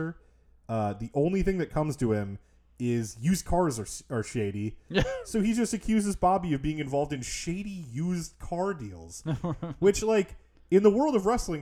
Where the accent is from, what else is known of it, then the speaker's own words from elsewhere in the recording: Minnesota, United States; as a Minnesotan